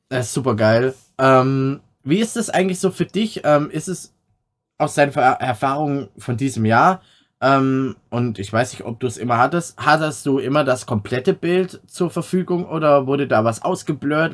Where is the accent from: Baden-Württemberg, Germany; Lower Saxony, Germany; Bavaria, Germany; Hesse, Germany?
Baden-Württemberg, Germany; Swabia; accent: Swabian; now in North Rhine-Westphalia, Germany; dann kommt das Schwäbeln immer raus, so ein bisschen